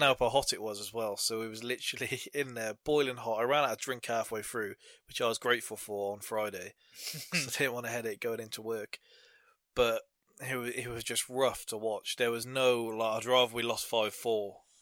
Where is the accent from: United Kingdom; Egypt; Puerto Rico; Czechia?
United Kingdom; England; being English